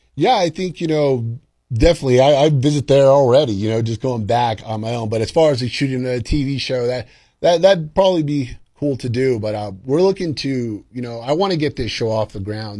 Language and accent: English; Columbus, New Mexico, United States; I was from Columbus, New Mexico, a small little town.